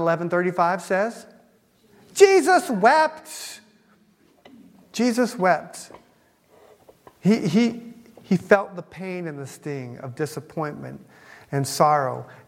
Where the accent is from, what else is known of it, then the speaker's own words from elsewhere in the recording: United States; I'm an American